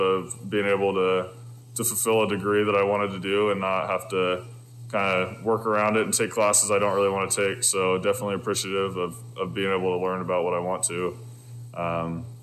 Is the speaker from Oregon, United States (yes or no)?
yes; Southern Oregon, United States; growing up in Southern Oregon